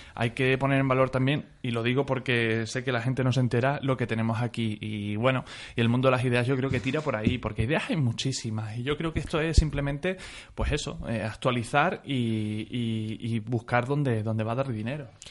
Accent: Mérida, Extremadura, Spain; yo soy de Mérida

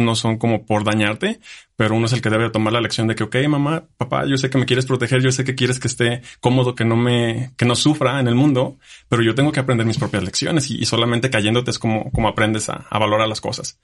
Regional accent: Jalisco, Mexico; moved away as an adult; also born or lived in Germany; now in Aguascalientes, Mexico; yo vivía en un pueblo, yo soy de Jalisco. Entonces, mi pueblito tiene seis mil habitantes.

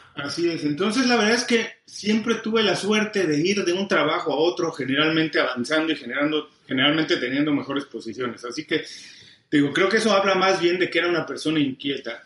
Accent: Mexico; moved away as an adult; also born or lived in Mexico City; now in Miami, United States; soy mexicano, tengo 12 años viviendo en Miami

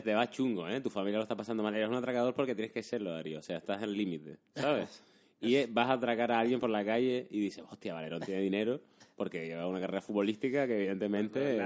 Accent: Canary Islands, Spain; accent: Canarian; en Canarias se sabe que somos más rápidos.

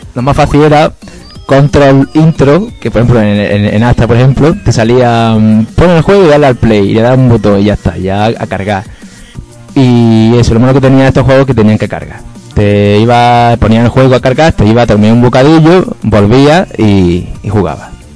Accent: Maracena, Andalusia, Spain; aquí en Maracena, en el pueblo había también un salón recreativo, estaba enfrente del colegio

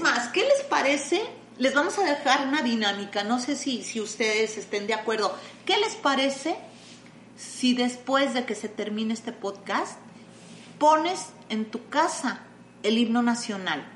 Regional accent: Mexico; somos mexicanos

